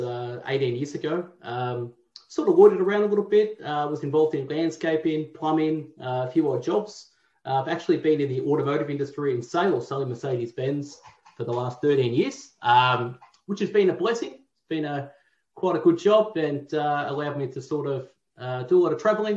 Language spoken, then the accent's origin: English; Melbourne, Victoria, Australia; born and raised in Tullamarine, right near the airport